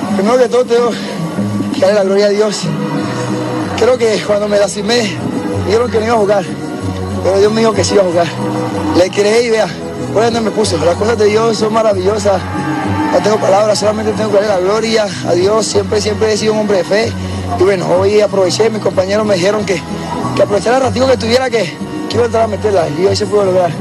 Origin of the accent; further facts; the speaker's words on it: Necoclí, Antioquia, Colombia; moved away; a mi pueblo querido, que me escuchen allá en Ecoclí, que soy un pueblito que somos luchadores